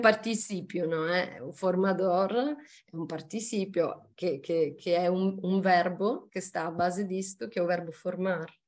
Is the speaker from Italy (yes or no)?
yes; Sicily, Italy; Portuguese is a second language; moved away as an adult; also born or lived in Mozambique; now in Portugal; eu sou da Sicília